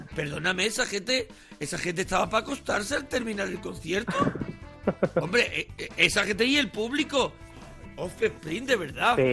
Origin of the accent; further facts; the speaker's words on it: Marbella, Andalusia, Spain; Yo soy de Marbella.